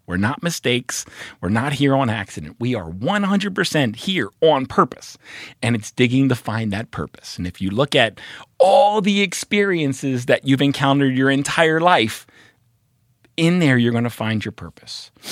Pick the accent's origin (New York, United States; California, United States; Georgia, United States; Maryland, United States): Maryland, United States; Baltimore; moved away as an adult; also born or lived in Oregon; I'm from Baltimore